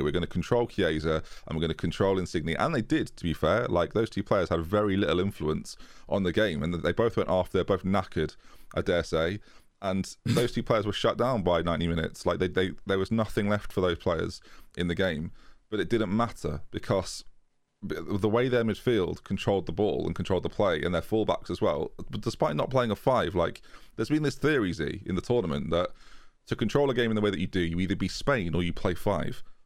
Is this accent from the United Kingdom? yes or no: yes; England, United Kingdom; as an Englishman